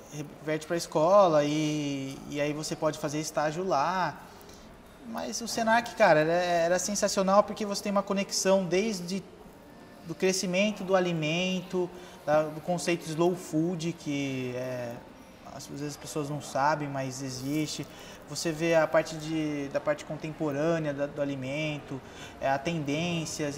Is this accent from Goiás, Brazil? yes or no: no; Ubatuba, São Paulo, Brazil; sou nascido em São Paulo, com dois anos eu vim para Ubatuba